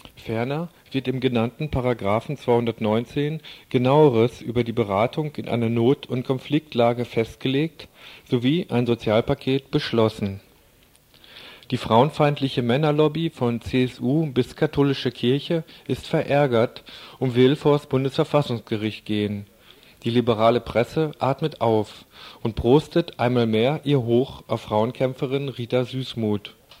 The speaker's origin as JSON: {"language": "German", "region": "West Germany", "country": "Germany", "said": "als Wessi und BRD-Linker"}